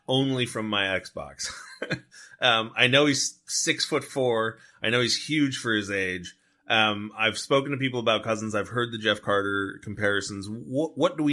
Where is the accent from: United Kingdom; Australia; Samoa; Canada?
Canada; Toronto, Ontario; I was born in Toronto.